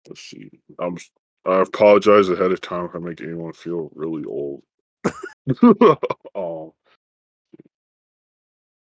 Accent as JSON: {"language": "English", "country": "United States", "said": "but at least for us as Americans, it's having something closer to home"}